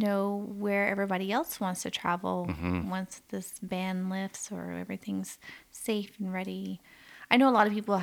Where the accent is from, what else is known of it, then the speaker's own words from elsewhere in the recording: the South, United States; now in Canada; I grew up in the South in the U.S.